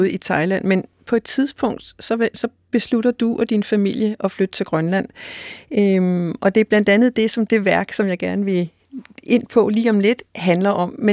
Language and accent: Danish; Denmark; Undskyld, fordi jeg er dansker. Undskyld, fordi jeg kommer fra en nation, der har en koloni, der har flere kolonier.